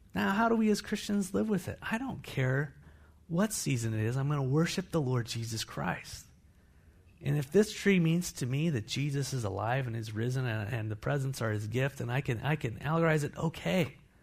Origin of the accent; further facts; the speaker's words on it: United States; I'm an American